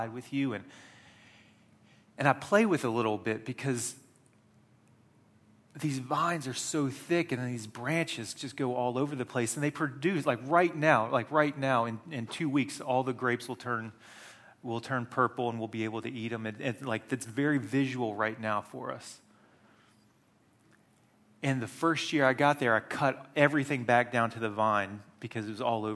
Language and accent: English; United States; moved away; I grew up in the Wesleyan Methodist Church in America